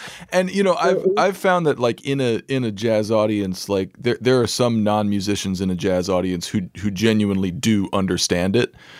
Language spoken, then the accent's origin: English; Santa Fe, New Mexico, United States; moved away; I grew up in Santa Fe, New Mexico